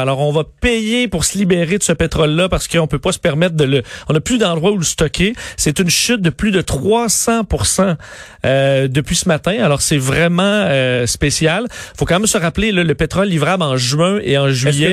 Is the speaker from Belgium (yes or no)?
no; Canada; chez nous au Canada